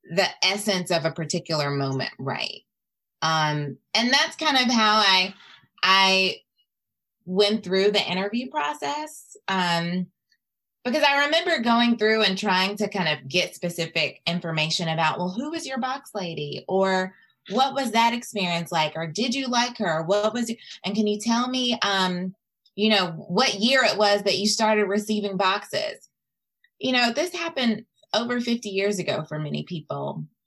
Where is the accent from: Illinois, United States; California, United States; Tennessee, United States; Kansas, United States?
Tennessee, United States; also born or lived in Mississippi; I grew up in Tennessee. Um, but I really claim Mississippi as my home.